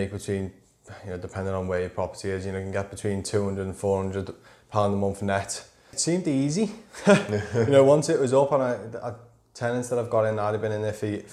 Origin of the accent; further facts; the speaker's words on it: Wallasey, North West England, United Kingdom; also born or lived in Birkenhead; I'm from the Wirral. Grew up in Wallasey.